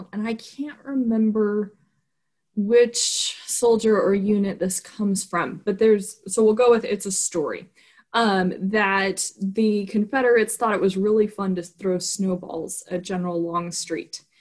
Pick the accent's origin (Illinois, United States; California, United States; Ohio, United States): California, United States; Southern; now in Fredericksburg, United States; I grew up in Southern California where it doesn't really snow